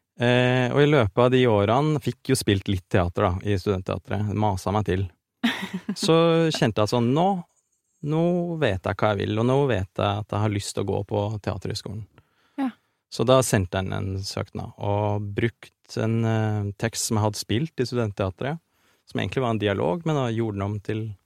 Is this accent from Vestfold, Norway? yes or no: no; Orkdal, Trøndelag, Norway; på Orkdal videregående skole, der jeg vokste opp